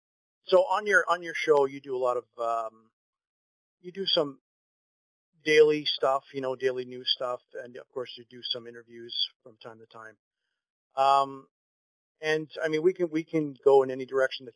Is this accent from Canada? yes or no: yes; Canada; I'm not American, of course. I'm from Canada